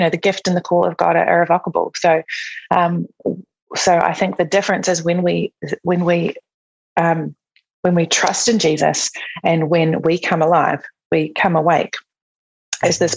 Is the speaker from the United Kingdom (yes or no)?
no; New Zealand; moved away as an adult; I'm from New Zealand. So I was living in New Zealand.